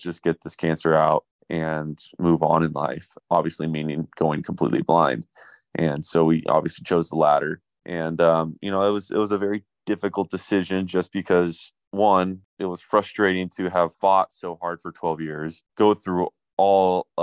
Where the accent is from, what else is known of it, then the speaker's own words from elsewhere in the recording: Huntington Beach, California, United States; I was born and raised in Huntington Beach, California.